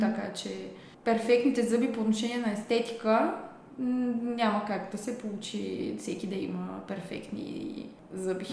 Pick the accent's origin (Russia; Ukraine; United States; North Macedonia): North Macedonia; moved away as an adult; now in Sofia, Bulgaria; по происход съм от Македония